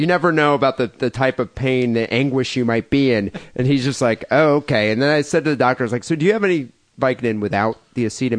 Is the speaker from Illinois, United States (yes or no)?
no; Louisiana, United States; I was born in Louisiana, so I know about that culture.